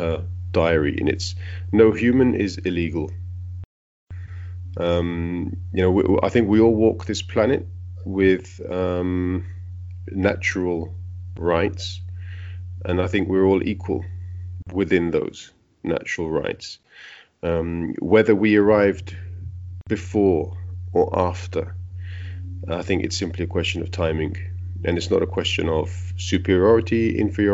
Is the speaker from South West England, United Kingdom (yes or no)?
no; London, United Kingdom; also born or lived in Italy; now in Berlin, Germany; I was born in London, but my parents were immigrants, and then I left the UK and went to live